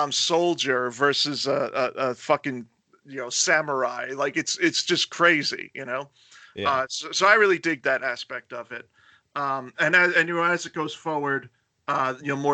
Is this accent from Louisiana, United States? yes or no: no; Florida, United States; also born or lived in New York; my formative years were in Florida